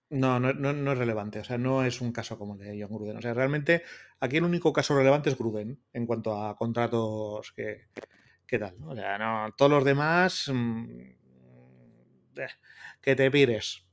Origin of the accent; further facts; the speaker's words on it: Basque Country, Spain; soy vasco